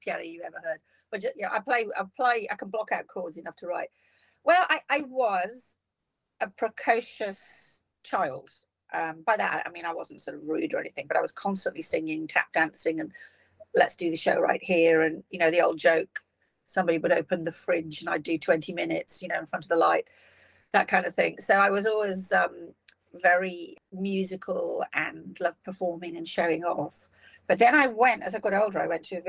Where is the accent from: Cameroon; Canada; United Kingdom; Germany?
United Kingdom; Shropshire, West Midlands; also born or lived in Liverpool; I left when I was 7. My dad got a job in Shropshire. So that's a big county in the middle of the UK for all our American listeners. And it's a farming county. My dad wasn't a farmer. He just got a job in a supermarket chain. And we moved out of Liverpool when I was 7. So I grew up in quite a rural environment